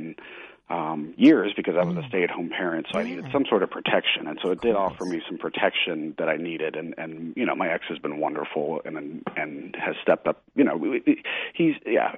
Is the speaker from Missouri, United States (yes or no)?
yes; Missouri, United States; now in New England, United States; I'm a Southern. I grew up in Missouri, which is more Southern